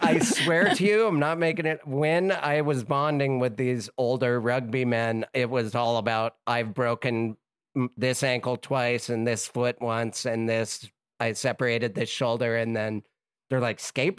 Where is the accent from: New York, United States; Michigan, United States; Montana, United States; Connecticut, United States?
Montana, United States; Missoula; Missoula, my hometown